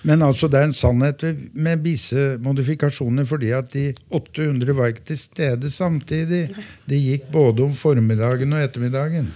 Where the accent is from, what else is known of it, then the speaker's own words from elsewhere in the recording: Gjøvik, Innlandet, Norway; now in Hamar, Norway; jeg hadde min barndom på godsida, jeg. Ja. Jeg er jo fra Gjøvik.